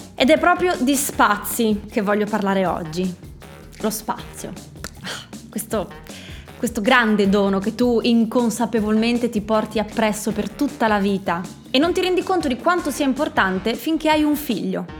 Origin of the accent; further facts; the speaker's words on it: Friuli-Venezia Giulia, Italy; sono friulana, per noi friulani